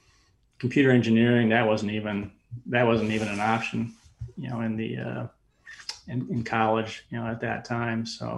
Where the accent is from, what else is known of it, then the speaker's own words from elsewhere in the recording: Chicago, Illinois, United States; born there; also born or lived in Baltimore, Maryland; Well, I was actually born in Chicago, and then my dad got into computers when they were really in the infancy back in the 50s. So we moved to Baltimore, Maryland for a few years, back to Chicago.